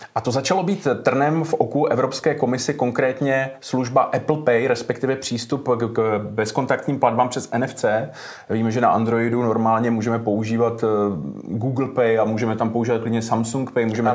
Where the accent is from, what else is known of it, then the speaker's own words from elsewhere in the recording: Moravia, Czechia; tady třeba u nás na Moravě